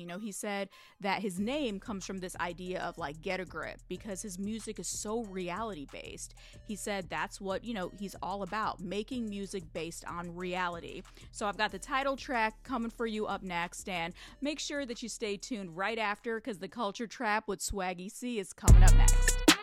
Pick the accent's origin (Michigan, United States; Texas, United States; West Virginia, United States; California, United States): Michigan, United States; my home state of Michigan